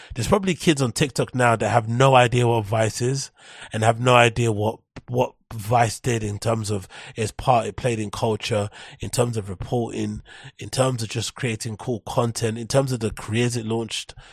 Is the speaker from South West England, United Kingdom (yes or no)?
no; London, United Kingdom; I'm from London